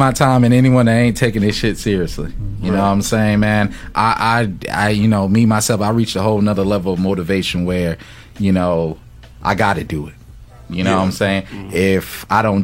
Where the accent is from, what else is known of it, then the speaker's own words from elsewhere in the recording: Fayetteville, North Carolina, United States; I'm from North Carolina Fayetteville